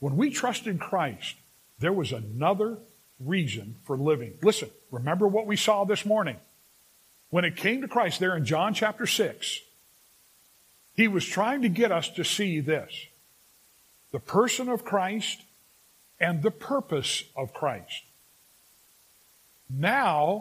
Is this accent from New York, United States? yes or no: no; Los Angeles, California, United States; now in Sacramento, United States; I grew up in the San Fernando Valley.